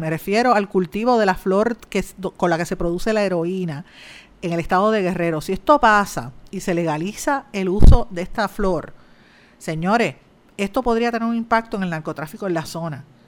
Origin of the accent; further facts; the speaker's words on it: Guaynabo, Puerto Rico; mi pueblo de Guaynabo